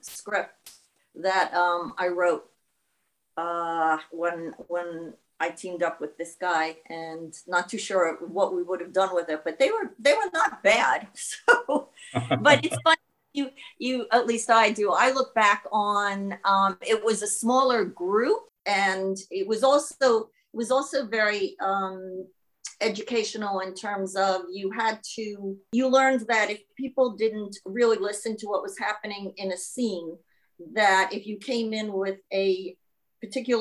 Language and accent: English; New York, United States; accent: New York; now in Auckland, New Zealand; my New York accent